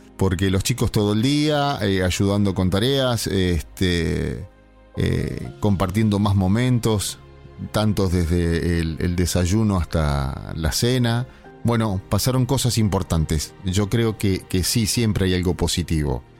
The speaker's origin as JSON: {"language": "Spanish", "country": "Argentina", "said": "nosotros como argentinos"}